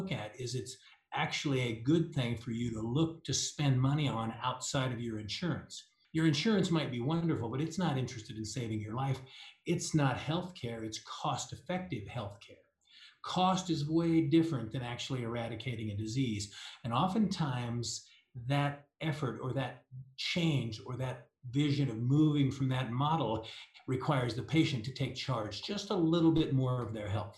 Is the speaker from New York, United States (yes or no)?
no; Kansas, United States; now in Denver, United States; I grew up in Kansas